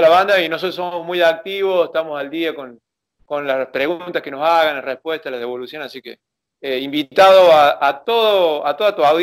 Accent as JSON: {"language": "Spanish", "country": "Chile", "said": "Yo soy chileno, le digo yo."}